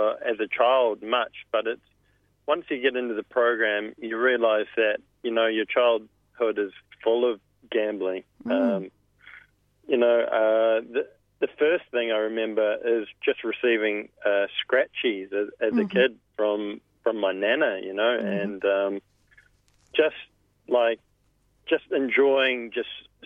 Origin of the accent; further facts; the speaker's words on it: Auckland, New Zealand; moved away; I grew up in South Auckland in New Zealand